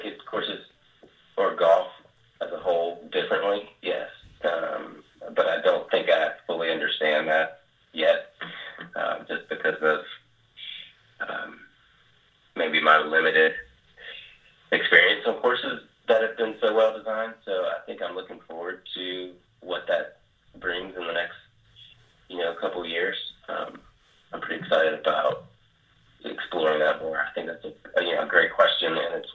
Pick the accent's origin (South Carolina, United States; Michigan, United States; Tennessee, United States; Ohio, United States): South Carolina, United States; moved away; I'm originally from South Carolina